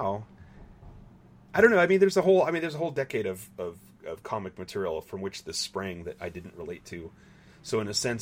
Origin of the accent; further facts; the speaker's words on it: Southern California, United States; moved away; it's my hometown